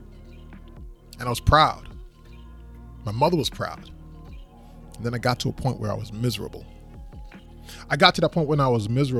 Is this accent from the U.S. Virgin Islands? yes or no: yes; U.S. Virgin Islands; moved away as an adult; also born or lived in Maryland / Central Florida; So originally, I'm from the Virgin Islands, St. Thomas. And I moved to the United States, the mainland, of course, back in 1996 when I went for college.